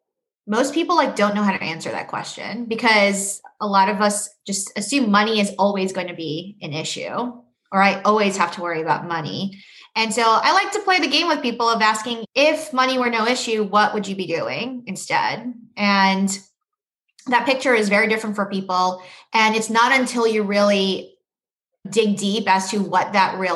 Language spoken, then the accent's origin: English; New York City, New York, United States; also born or lived in Boston; I grew up in New York City